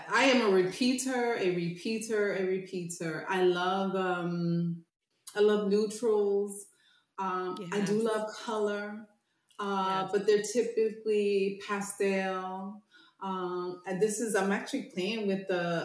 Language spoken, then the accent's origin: English; the South, United States; I was growing up in the South